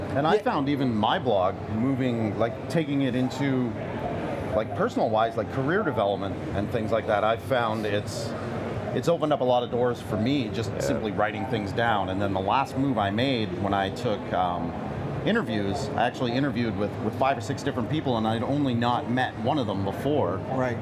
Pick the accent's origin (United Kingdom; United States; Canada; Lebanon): Canada; I'm from Canadiana, Canada